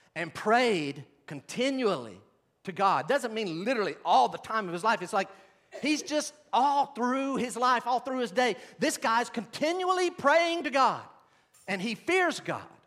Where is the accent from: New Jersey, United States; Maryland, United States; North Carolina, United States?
North Carolina, United States; Western; I grew up in Western North Carolina